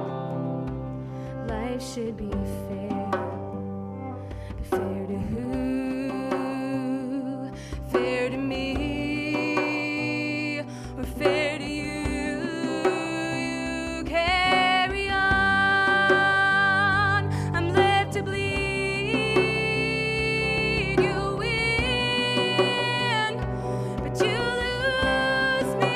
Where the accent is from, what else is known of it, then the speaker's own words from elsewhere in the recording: Spiritwood, Saskatchewan, Canada; moved away as an adult; now in United States; I actually grew up north in the boreal forest in a little town called Spiritwood, but we moved from Spiritwood to the big metropolis of Saskatoon, 250,000. Big metropolis, guys. When I was 12, and so I consider Saskatoon to be my hometown